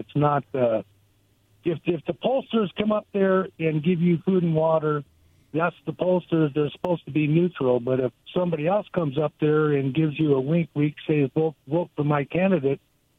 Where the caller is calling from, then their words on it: Goldendale, Washington, United States; from Goldendale.